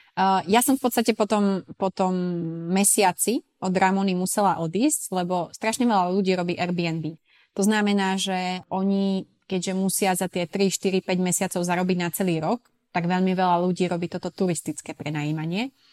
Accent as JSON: {"language": "Slovak", "town": "Sklabiná", "region": "Banská Bystrica Region", "country": "Slovakia", "also_born_or_lived": "Switzerland", "moved": "as an adult", "lives_now": "Ibiza, Spain", "said": "ja som zo Sklavinej, hej, Sklavina pri Veľkom Krtiši"}